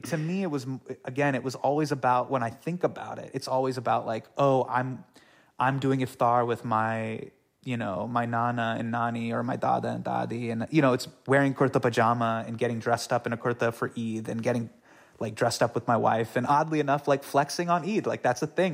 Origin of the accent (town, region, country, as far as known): California, United States; born or raised there